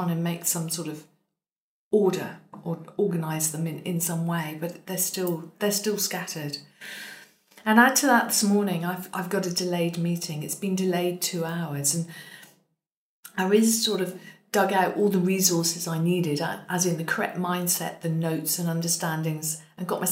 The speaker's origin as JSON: {"language": "English", "country": "United Kingdom", "said": "I was told that I'm so British, which is very true"}